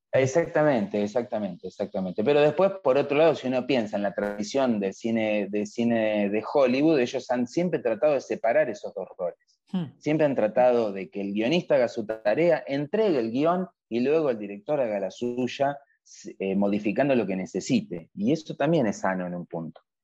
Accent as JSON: {"language": "Spanish", "country": "Argentina", "said": "en mi país, la Argentina"}